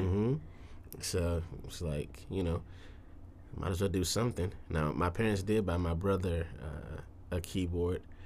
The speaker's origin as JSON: {"language": "English", "town": "Detroit", "region": "Michigan", "country": "United States", "tie": "born or raised there", "moved": "yes", "lives_now": "Tulsa, United States", "said": "I am originally from Detroit, Michigan, born and raised"}